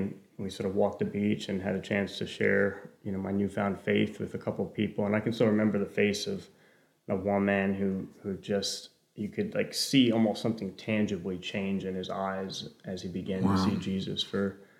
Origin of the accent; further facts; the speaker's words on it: New Jersey, United States; I grew up in New Jersey, sort of culturally Catholic background